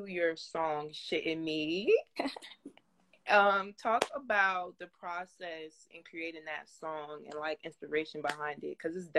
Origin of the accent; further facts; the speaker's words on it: New Jersey, United States; also born or lived in Los Angeles; because I'm from Jersey and I was spending some time in LA up until Corona, then I had to leave